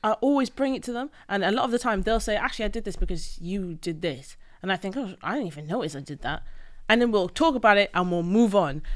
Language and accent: English; Wales, United Kingdom; I grew up in Wales